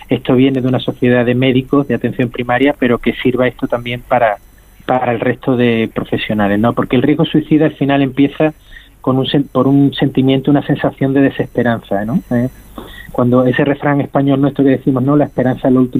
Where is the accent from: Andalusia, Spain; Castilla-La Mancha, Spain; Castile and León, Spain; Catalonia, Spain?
Andalusia, Spain; que, en, como andaluz a decirlo, ¿no? El folclore, ¿no? El, marketing que pueda tener alguna otra enfermedad, ¿no?